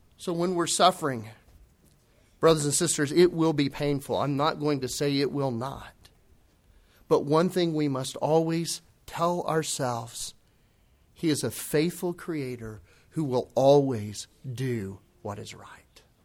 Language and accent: English; United States; we're American Christians